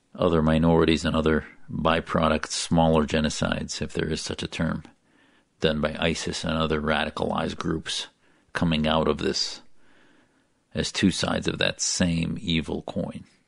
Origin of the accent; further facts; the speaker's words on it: United States; an American who loves my country, as an American